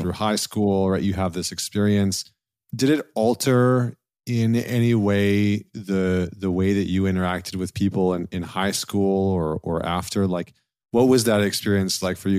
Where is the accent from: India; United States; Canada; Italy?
Canada; I'm a Canadian